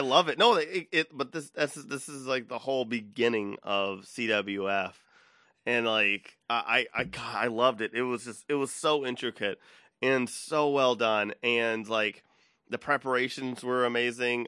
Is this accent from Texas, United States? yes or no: yes; Austin, Texas, United States; I'm from Austin, Texas